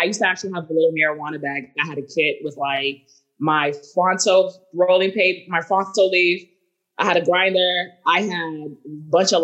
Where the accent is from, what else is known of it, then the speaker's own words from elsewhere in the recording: Boston, Massachusetts, United States; I'm from Boston